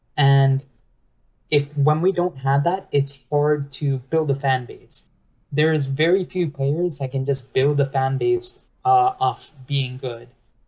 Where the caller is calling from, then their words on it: New York, United States; I'm calling from New York, New York.